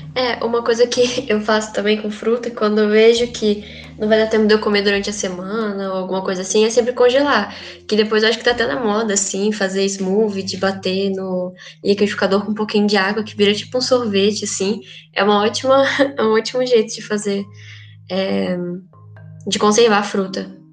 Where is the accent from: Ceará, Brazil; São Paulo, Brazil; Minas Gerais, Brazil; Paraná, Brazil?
Minas Gerais, Brazil; sou mineira